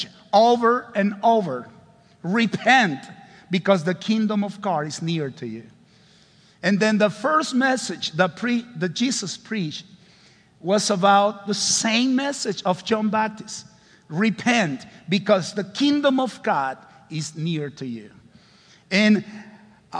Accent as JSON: {"language": "English", "country": "Honduras", "second_language": "English"}